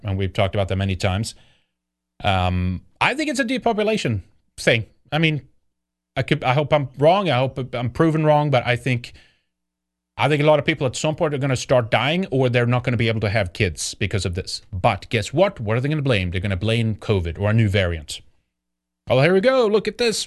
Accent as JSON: {"language": "English", "country": "Sweden", "tie": "born or raised there", "said": "Growing up in Sweden"}